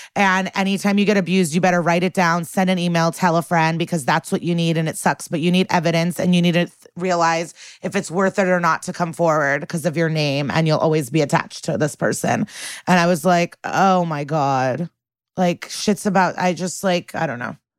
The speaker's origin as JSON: {"language": "English", "town": "Chicago", "region": "Illinois", "country": "United States", "tie": "born or raised there", "moved": "yes", "said": "In my hometown"}